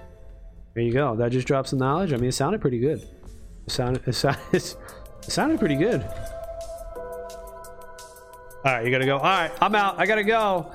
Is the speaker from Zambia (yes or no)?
no; Philippines; I'm Filipino too, and my parents pressure me if